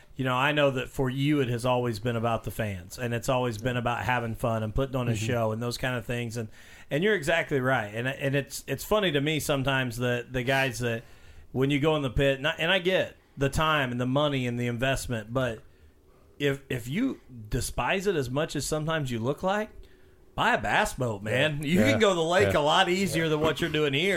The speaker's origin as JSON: {"language": "English", "town": "Mitchell", "region": "Indiana", "country": "United States", "said": "I'm from Mitchell, Chase's hometown"}